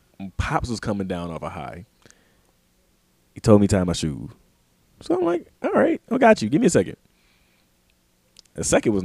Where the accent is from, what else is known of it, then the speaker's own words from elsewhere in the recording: the South, United States; growing up in the South